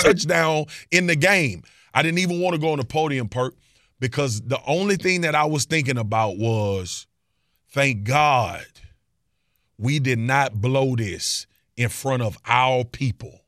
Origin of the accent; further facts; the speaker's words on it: Baton Rouge, Louisiana, United States; I'm from Baton Rouge, Louisiana.